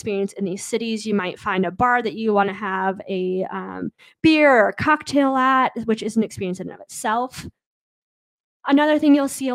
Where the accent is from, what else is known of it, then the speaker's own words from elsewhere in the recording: Midwest, United States; I'm from the Midwest